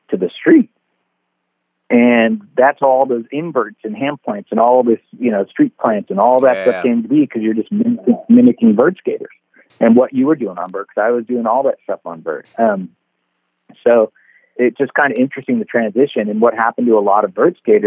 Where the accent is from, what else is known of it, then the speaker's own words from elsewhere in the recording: San Francisco, California, United States; growing up in San Francisco, you know, it's nothing but hills, and we lived on a hill when I got my first board